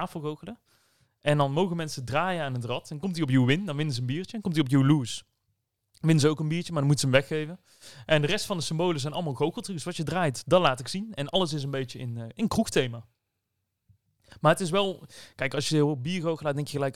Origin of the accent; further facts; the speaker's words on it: Netherlands; Ik ben wel een Nederlander